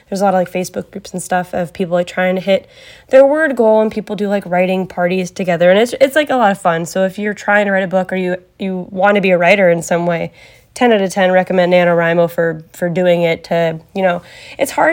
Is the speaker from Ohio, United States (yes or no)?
yes; Ohio, United States; also born or lived in Cleveland, Ohio; I am from Ohio, born and raised. I've never lived in any other state. I've never really wanted to live in any other state.